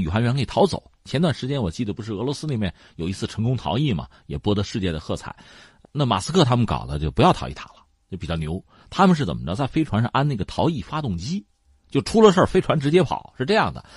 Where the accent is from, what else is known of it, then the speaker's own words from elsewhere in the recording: China; 我们中国人把无人探测器就嫦娥四号送到月球背面